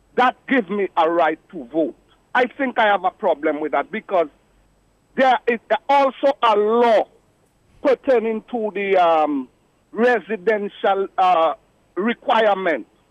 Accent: Dominica; now in Georgia, United States; I'm a Dominican. I'm a, and I'm also an American.

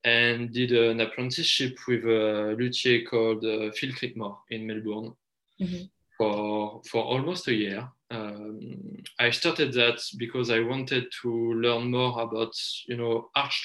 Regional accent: Paris, Île-de-France, France; English is a second language; moved away as an adult; now in Basque Country, France; I'm from Paris. I'm born in Paris and I lived like 20 years in Paris.

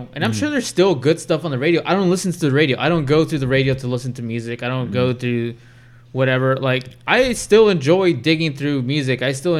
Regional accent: Bakersfield, California, United States; grew up in Bakersfield. Bakersfield just had Crab.

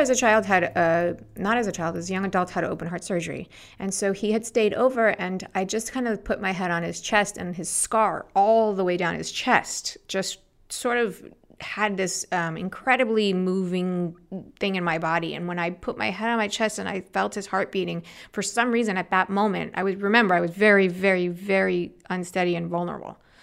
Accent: Los Angeles, California, United States; also born or lived in New York; Born there, and shortly after, six months, they picked me up from New York and moved me to Los Angeles.

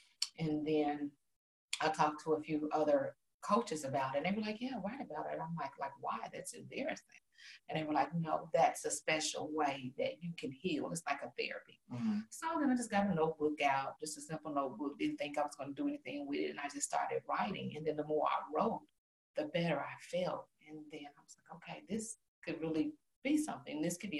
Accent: Gary, Indiana, United States; Gary, Indiana.

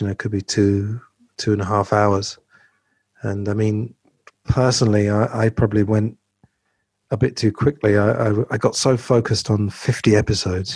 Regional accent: England, United Kingdom; growing up in England

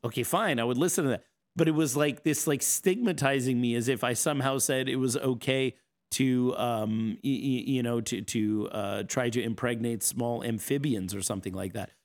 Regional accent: East Coast, United States; moved away as an adult; also born or lived in Seattle; people like me who are transplants, we grew up on the East Coast.

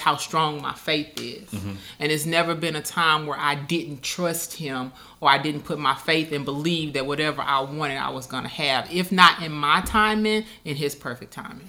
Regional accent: Moscow, Arkansas, United States; moved away; also born or lived in Pine Bluff, Arkansas; I was actually born in Pine Bluff, but I was raised in Moscow

